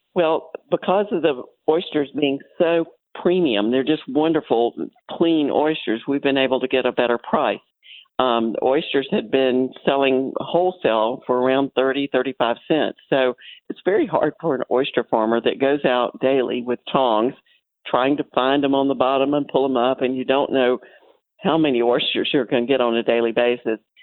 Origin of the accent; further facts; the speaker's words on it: Florida, United States; I grew up in Florida when the waters were just really clear everywhere